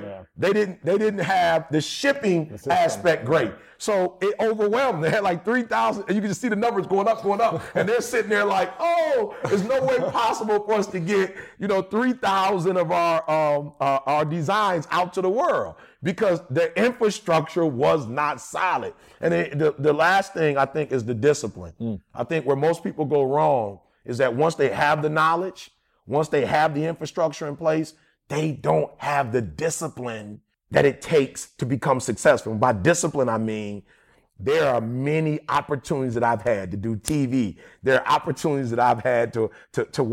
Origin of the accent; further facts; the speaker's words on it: Detroit, Michigan, United States; I'm from Detroit